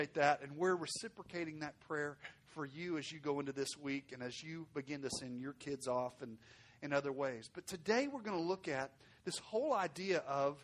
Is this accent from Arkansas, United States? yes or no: yes; Arkansas, United States; now in Fort Worth, United States; I'm from Arkansas, so I speak a little slower than most